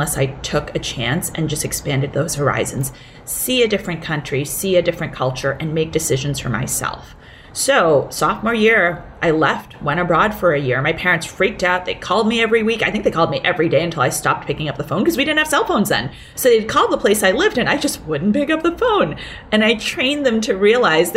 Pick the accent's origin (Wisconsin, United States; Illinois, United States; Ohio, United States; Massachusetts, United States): Massachusetts, United States; Boston; English is a second language; also born or lived in Hong Kong; I was 6 years old when we came from Hong Kong to Boston.